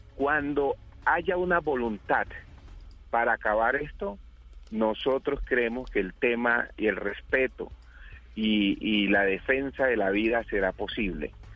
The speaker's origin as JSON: {"language": "Spanish", "country": "Colombia", "said": "¿somos o no somos colombianos?"}